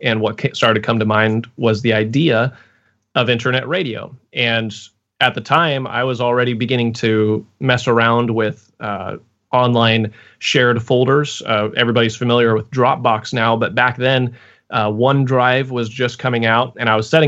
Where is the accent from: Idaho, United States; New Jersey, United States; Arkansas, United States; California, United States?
Idaho, United States; Boise; moved away as an adult; also born or lived in Fairbanks, Alaska / Pensacola, Florida; now in Portland, United States; I'm from Boise, Idaho, is where I grew up.